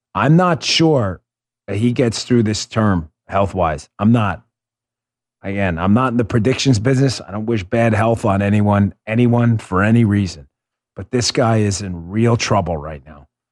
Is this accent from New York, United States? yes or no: yes; New York, United States; I grew up in New York